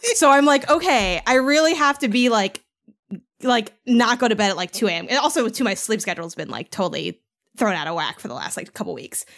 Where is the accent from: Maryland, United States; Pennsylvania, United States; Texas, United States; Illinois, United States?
Illinois, United States; Chicago; moved away; I'm from Chicago